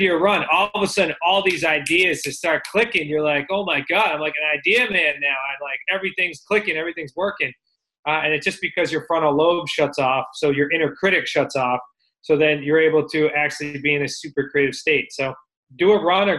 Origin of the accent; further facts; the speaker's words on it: Northeast, United States; we're from the Northeast